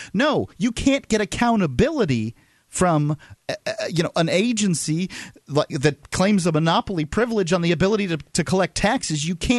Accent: United States; And as an American, I want to know if the government's

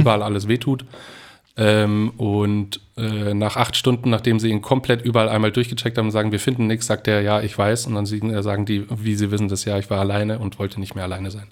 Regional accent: Aichach, Bavaria, Germany; moved away; Aus meiner Heimatstadt ist es zum Beispiel auch so eine Tradition geworden, dass sich am 23. trifft man sich in äh, einer bestimmten Bar in Eichach

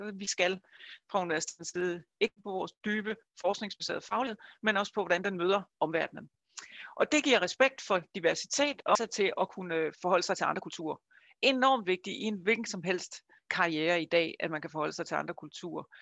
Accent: Funen, Southern Denmark, Denmark; Jeg kommer fra Fyn, som I måske kan høre

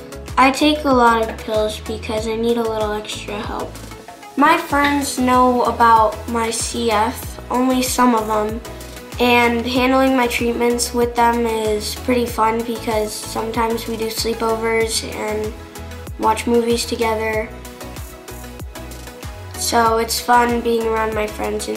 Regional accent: British Virgin Islands; Growing up in the Virgin Islands was good. We lived there for 8 years and we took trips to this island close to us called Anagata

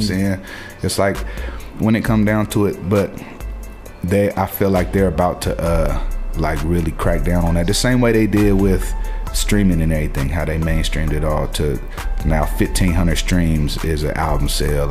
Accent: Portland, United States; moved away; I go to my hometown

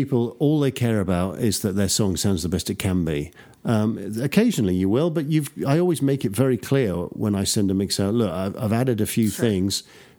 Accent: United Kingdom; also born or lived in Texas; now in Austin, United States; it's great being a Brit representing Texans. A British Texan.

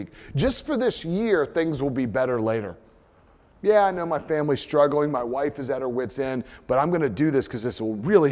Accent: United States; first language English; as an American

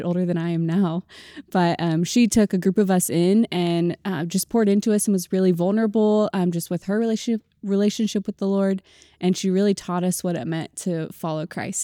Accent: Springfield, Missouri, United States; I was born and raised in Springfield, Missouri

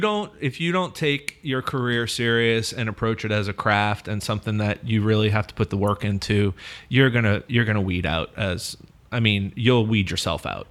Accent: New Orleans, Louisiana, United States; I'm from New Orleans, too, and I, I grew up in a theater world here as well

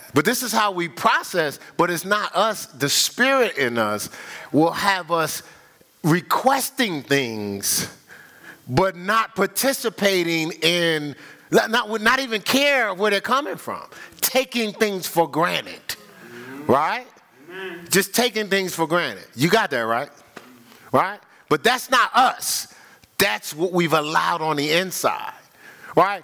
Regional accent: Newark, New Jersey, United States; I grew up in Newark, but I grew up in what we would call the hood

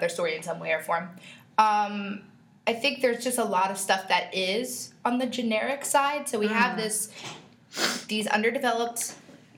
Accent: New York City, New York, United States; I grew up in Riverdale in the Bronx.

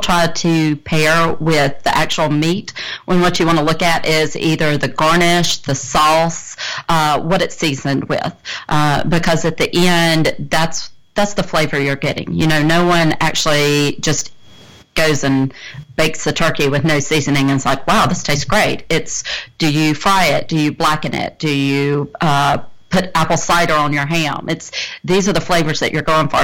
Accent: South Mississippi, United States; growing up in South Mississippi

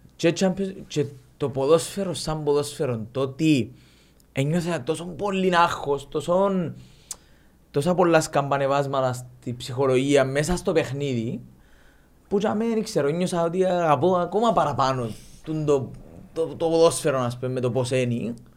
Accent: Limassol, Limassol District, Cyprus; είμαστε που τη Λεμεσόν

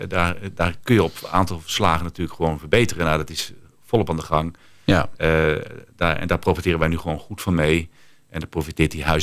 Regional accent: Netherlands; Ja, en dan ben ik even als eigenaar en als Nederlander denken

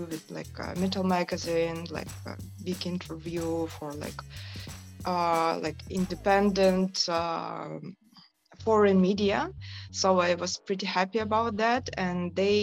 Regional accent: Yakutsk, Sakha Republic, Russia; first language Sakha; English is a second language; moved away as an adult; also born or lived in Moscow / Barcelona; now in Istanbul, Turkey; I'm from Yakutia, from Yakutsk. I was born there, but I was living in Moscow like 13 years. Right now I reside in Istanbul.

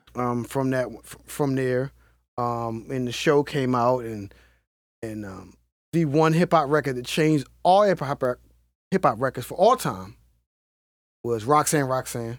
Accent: Baltimore, Maryland, United States; the Cherry Hill community in Baltimore City

